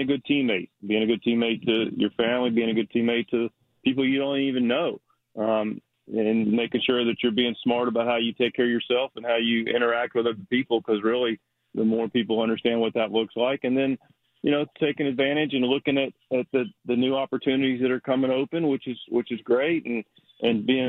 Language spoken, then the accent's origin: English; Charlotte, North Carolina, United States; I was born in Charlotte, but grew up a Maryland fan